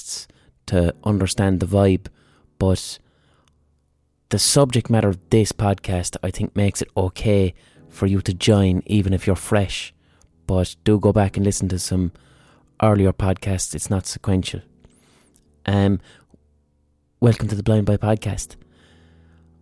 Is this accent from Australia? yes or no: no; Ireland; Irish people, in terms of diasporas, all right, we've been emigrating from Ireland for centuries